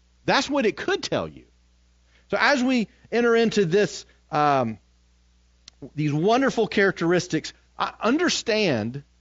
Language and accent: English; United States; as American Christians